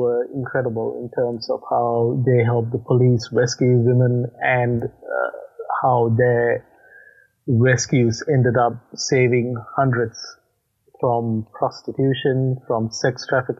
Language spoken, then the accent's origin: English; Australia; accent: hybrid accent; moved away; As you can probably note from my accent, I'm not from the US, so my home country is Australia, but I left Australia about probably 11 years ago, and hence I got a hybrid accent that merges a few different countries together.